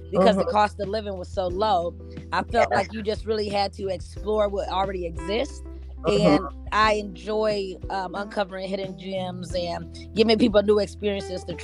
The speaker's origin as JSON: {"language": "English", "town": "Shaker Heights", "region": "Ohio", "country": "United States", "tie": "born or raised there", "also_born_or_lived": "Pittsburgh", "said": "I grew up in Shaker Heights, graduated, went to college in Pittsburgh. Came back home, and I've been here ever since"}